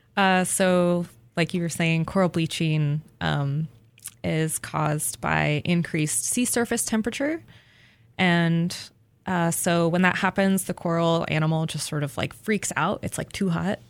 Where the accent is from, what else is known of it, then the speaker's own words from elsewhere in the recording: Albuquerque, New Mexico, United States; moved away; I grew up in Albuquerque, New Mexico